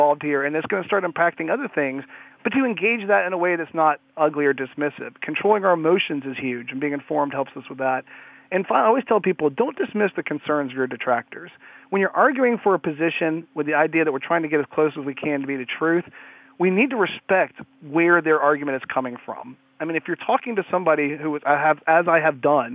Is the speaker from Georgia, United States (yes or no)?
yes; Atlanta, Georgia, United States; I was born in Atlanta, Georgia. I live just north of it